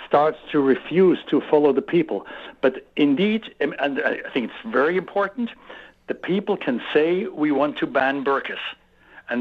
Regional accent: Switzerland; English is a second language; our country is very tolerant

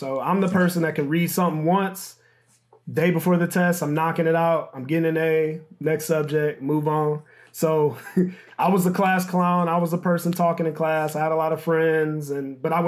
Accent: Michigan, United States; moved away as an adult; also born or lived in New Orleans; I'm from Michigan

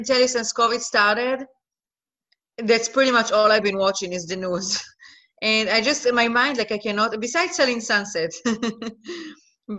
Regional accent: Israel; English is a second language; moved away as an adult; also born or lived in Netherlands / Los Angeles, United States; now in Miami, United States; I'm originally from Israel. I was born and raised in Israel

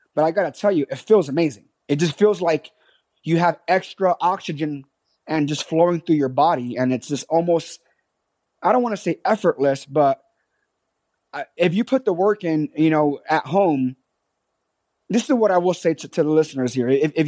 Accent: New York City, New York, United States; born there; I was born in the South Bronx. My mother was 14 years old. Okay. And this was back in 1981 in Hunts Point in the South Bronx, New York City.

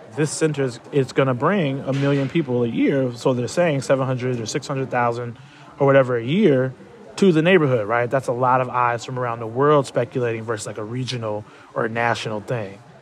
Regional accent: Chicago, Illinois, United States; I've lived in South Shore my whole life

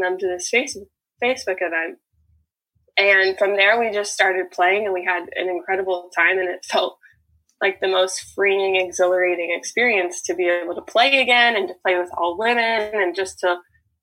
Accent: Bay Area, California, United States; I'm from the Bay Area in California

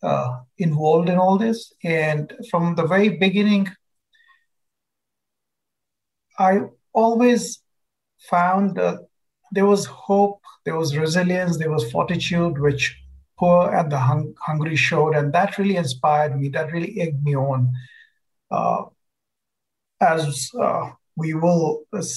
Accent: Bihar, India; I come from India and come from a very, very poor and backward state of Bihar in North India.

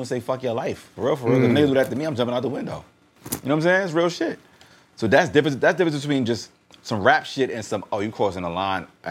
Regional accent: New York City, New York, United States; I'm from Queens.

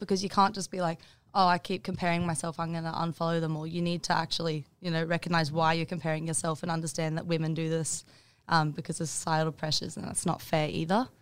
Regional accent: Bundaberg, Queensland, Australia; also born or lived in Maleny, Queensland; I moved from Bundaberg to Mullaney in grade nine.

